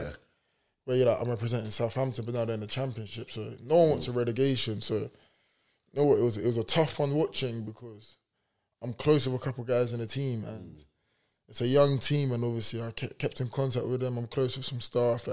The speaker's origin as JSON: {"language": "English", "country": "Cameroon", "said": "we're both from Cameroon"}